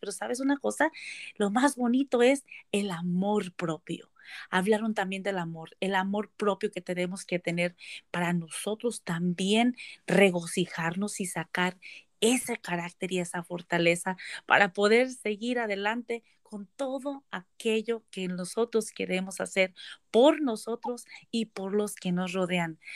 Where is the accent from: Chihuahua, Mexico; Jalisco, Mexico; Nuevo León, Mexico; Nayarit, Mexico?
Nayarit, Mexico; moved away as an adult; now in Beaverton, United States; yo soy mexicana del estado de Nayarit, soy Cora, eh, llegué a Estados Unidos cuando me casé hace aproximadamente 23 años